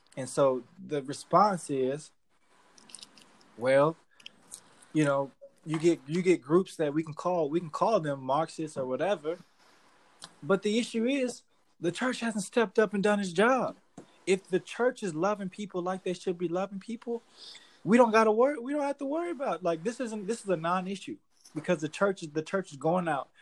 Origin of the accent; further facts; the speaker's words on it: Cleveland, Ohio, United States; I'm from Cleveland.